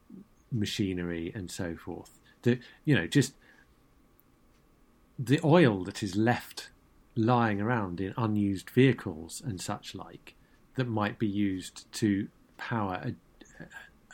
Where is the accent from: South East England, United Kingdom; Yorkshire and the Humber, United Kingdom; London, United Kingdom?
South East England, United Kingdom; Brighton; I'm born and brought up in Brighton